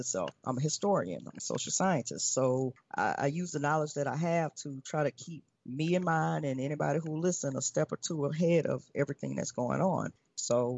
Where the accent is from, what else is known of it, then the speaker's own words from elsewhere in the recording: Louisiana, United States; moved away as an adult; now in Mexico; We are from Louisiana, so we're familiar with hurricanes